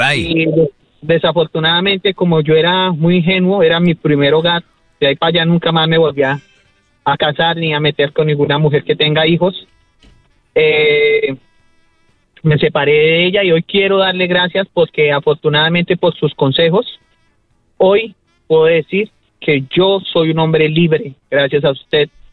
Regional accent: Colombia; soy colombiano, soy colombiano, soy colombiano

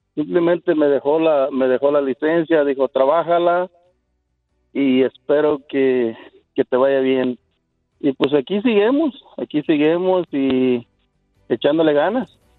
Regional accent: Guerrero, Mexico; moved away; Yo soy de Guerrero, México.

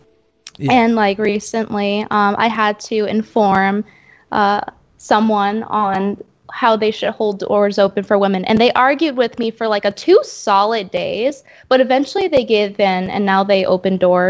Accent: New York, United States; now in Texas, United States; Now, I'm very used to the homosexuals, the homosexual class, considering I'm from

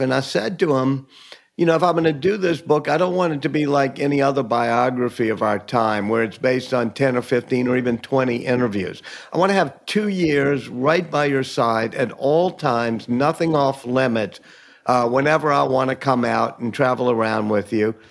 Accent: New Orleans, Louisiana, United States; I was born and raised here in New Orleans

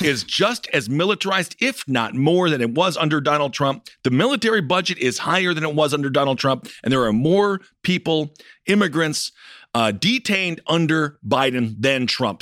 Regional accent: United States; growing up in America

